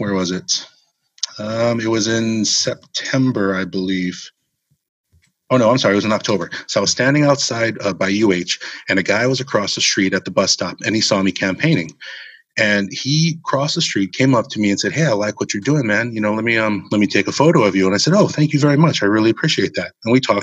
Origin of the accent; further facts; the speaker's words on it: Hawaii, United States; growing up in Hawaii